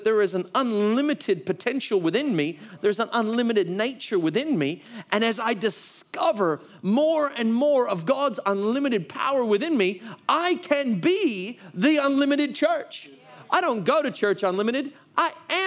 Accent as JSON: {"language": "English", "country": "United States", "moved": "yes", "said": "I'm from the United States"}